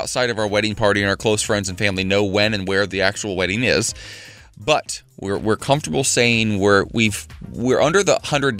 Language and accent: English; Ohio, United States; moved away; In Cleveland, Ohio, I might add. My home state.